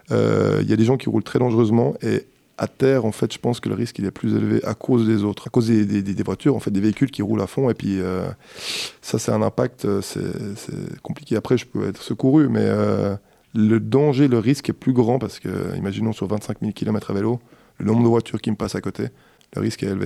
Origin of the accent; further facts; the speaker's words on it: Switzerland; parce que quand euh, on est suisse